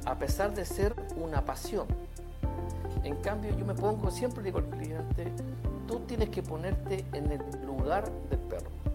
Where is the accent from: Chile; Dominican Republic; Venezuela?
Chile; el terremoto que tuvimos acá en Chile